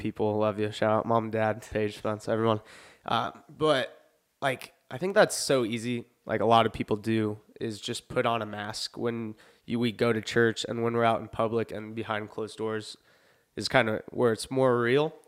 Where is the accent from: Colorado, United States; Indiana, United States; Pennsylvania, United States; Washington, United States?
Indiana, United States; Lafayette; I was born in Lafayette